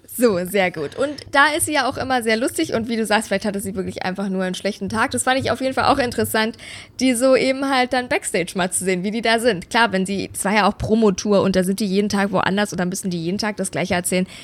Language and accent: German; Bavaria, Germany; now in Berlin, Germany; Ich war ja auch zu Hause in meiner Heimat in Bayern, bei meinen Eltern, in meinem alten Kinderzimmer